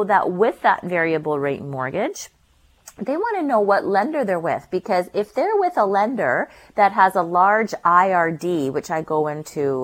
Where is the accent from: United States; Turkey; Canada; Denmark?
Canada; North Shore, British Columbia; I grew up on the North Shore